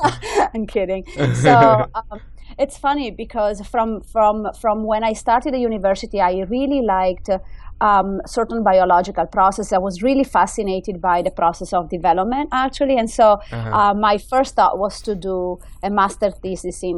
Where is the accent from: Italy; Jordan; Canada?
Italy; English is a second language; moved away as an adult; also born or lived in United Kingdom; now in United States; I grew up in Italy